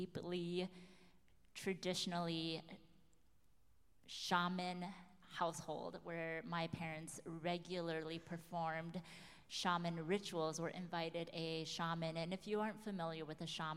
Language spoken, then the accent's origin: English; United States; being Hmong is wholly who I am, being American is wholly who I am